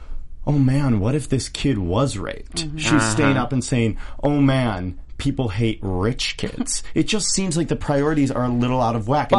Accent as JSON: {"language": "English", "area": "Mid-America", "region": "Midwest", "country": "United States", "said": "I'm from Mid-America."}